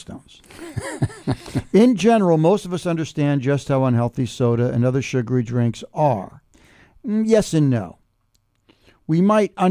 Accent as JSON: {"language": "English", "country": "United States", "tie": "born or raised there", "also_born_or_lived": "Woodstock", "moved": "as an adult", "said": "New York City or New Jersey, where I grew up"}